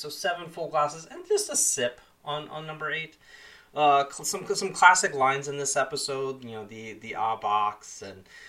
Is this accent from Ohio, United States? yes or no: yes; Columbus, Ohio, United States; Columbus, Ohio, which is kind of my hometown area